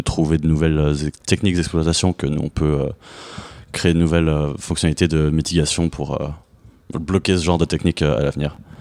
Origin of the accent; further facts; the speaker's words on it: France; moved away as an adult; now in United States; je suis français et américain. Euh, j'ai vécu en France euh, presque toute ma vie, mais il y a quelques années, j'ai déménagé aux États-Unis